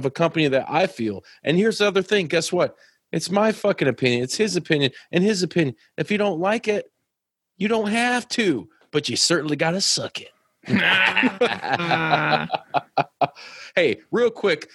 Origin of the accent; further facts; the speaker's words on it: United States; I'm fucking American